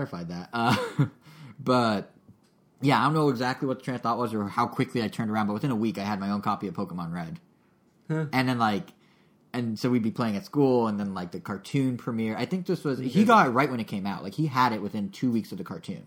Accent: Montana, United States; moved away; I left Montana, because I grew up in Montana

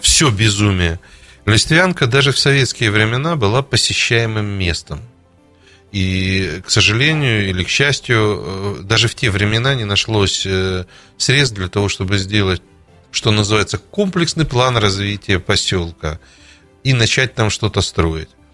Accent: Kharkiv, Kharkiv Oblast, Ukraine; moved away; Я сам выходец с Украины, с города Харькова

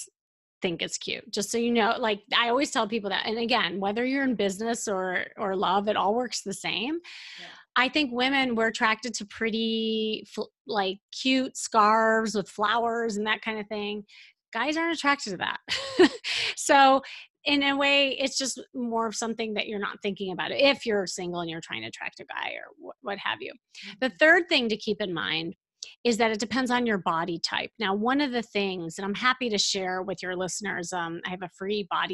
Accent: Chicago, Illinois, United States; moved away; I'm from Chicago

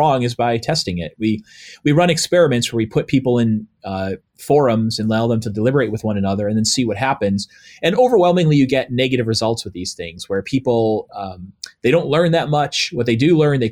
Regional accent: New England, United States; when I'm growing up in the New England area

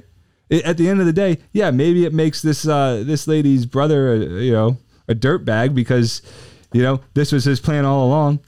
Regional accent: New Jersey, United States; I grew up in South Jersey, about ten minutes outside of Philly

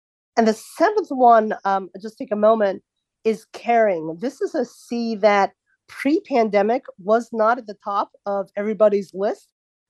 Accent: New Jersey, United States; also born or lived in Dallas / Midwest; Oh, I'm from Dallas. No, where are you really from? No, I'm from New Jersey. Oh, no, where are you really, really from? And I'll say, no, I was born in the Midwest.

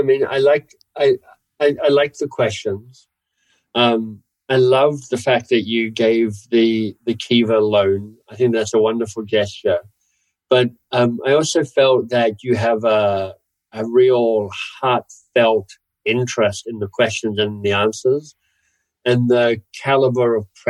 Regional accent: Canada; also born or lived in Australia; Partly I'm a Canadian, so I'm not even sure I get to kind of – Canadian/Australian.

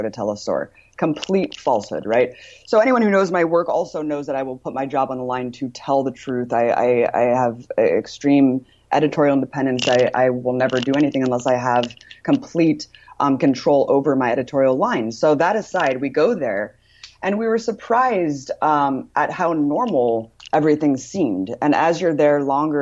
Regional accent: United States; I'm American

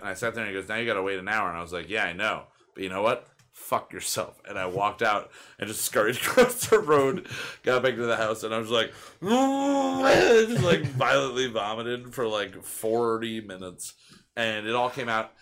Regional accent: Pennsylvania, United States; growing up in Pennsylvania and the Pennsylvania Dutch influence everywhere

